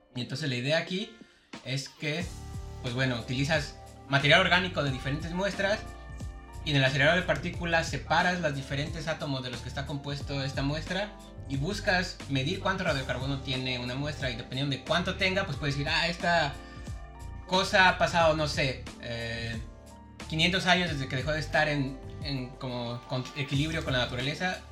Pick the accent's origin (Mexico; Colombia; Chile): Mexico; Mexico City; nací en Ciudad de México